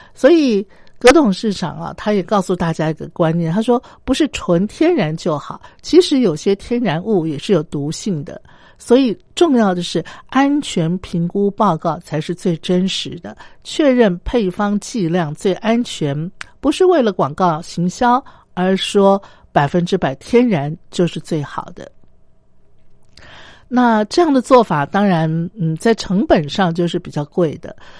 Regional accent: Taiwan; 我自己身为台湾人

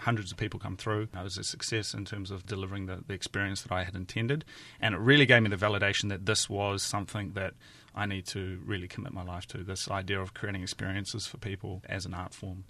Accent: east coast of New Zealand, near Hastings, Hawke's Bay, New Zealand; moved away as an adult; also born or lived in Tokyo, Japan; I'm from a very small town, um, on the east coast of New Zealand, near Hastings. I spent the first nineteen years of my life there

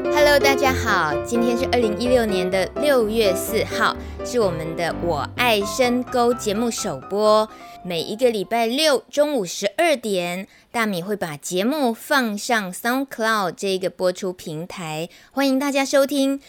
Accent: Taichung, Taiwan; 我台中人

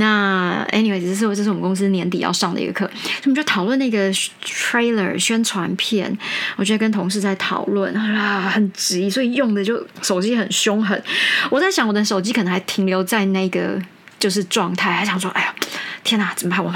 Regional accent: United States; 其实主要是因为我们都是美国人在在校对这些东西，主笔者当然是我，所以会比较是一个美国人的思路

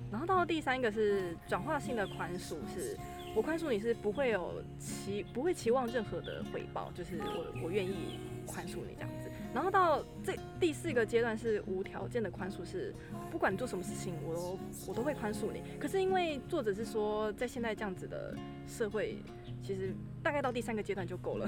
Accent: Taiwan; 蛮感恩我生在台湾

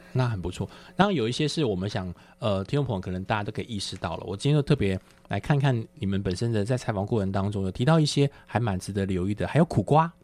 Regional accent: Taiwan; 在我们台湾人来讲

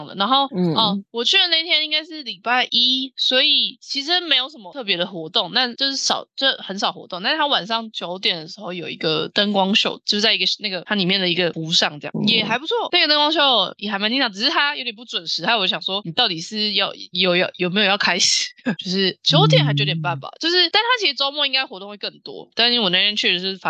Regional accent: Taiwan; 身为一个台湾人

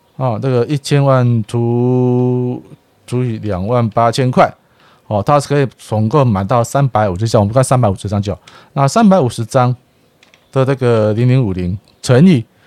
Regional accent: Taiwan; 我爱台湾啊，我是台湾人，我是台湾人呐

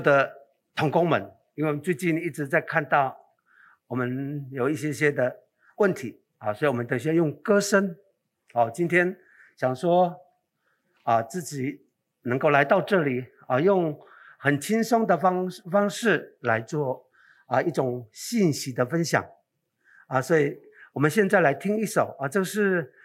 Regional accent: Taiwan; also born or lived in Qicaihu (ancestral homeland, Nantou); now in Hualien, Taiwan; 这个是我们布农族单色群，我是单色 群的一个，啊，的一个后代

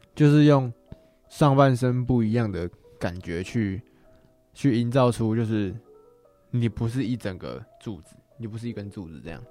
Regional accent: Taiwan; 我们台湾人

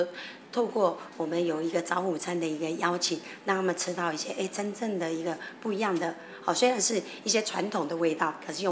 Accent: Taiwan; 我们也做了一些台湾的一些食材放进去哦，然后一些 flavor 很适合我们台湾人

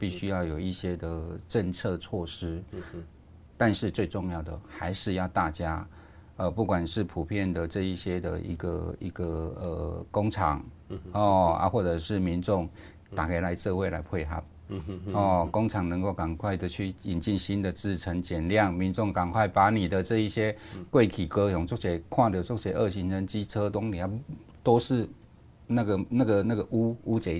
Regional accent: Kaohsiung, Taiwan; 那我记得我以前，我因为我以前长期都在呃高雄，都在地方政府哈。

